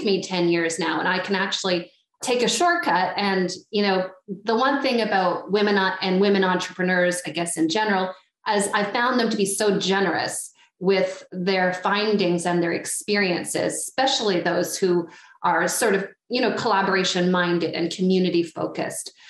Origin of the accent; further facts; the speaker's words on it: Ottawa, Ontario, Canada; I am from Ottawa originally